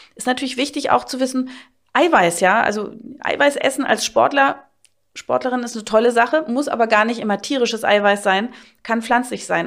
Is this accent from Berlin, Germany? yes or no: yes; Berlin, Germany; bei uns in Berlin, ich bin aus Berlin natürlich